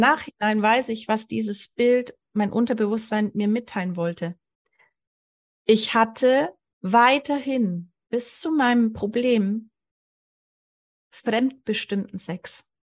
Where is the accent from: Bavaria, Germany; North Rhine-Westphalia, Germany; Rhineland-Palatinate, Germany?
Bavaria, Germany; Allgäu; ich wurde im Allgäu geboren